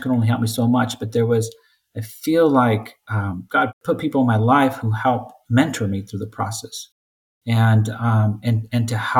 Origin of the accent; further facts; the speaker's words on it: Selma, California, United States; I grew up in Zulma, California, near Fresno.